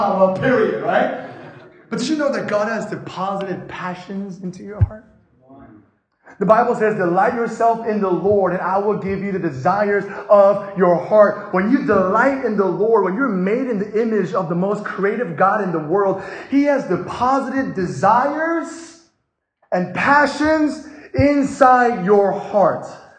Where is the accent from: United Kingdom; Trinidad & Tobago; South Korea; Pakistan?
South Korea; first language English; I was born and raised in Korea in a military base, which means I'm just confused. I spoke English all my life. All my life I spoke English in Korea because it's a U.S. Army base.